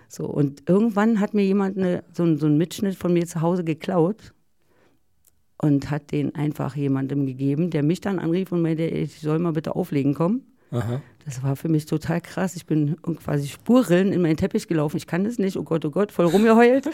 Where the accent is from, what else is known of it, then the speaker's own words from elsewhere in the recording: East Germany, Germany; ich bin ja aus dem Osten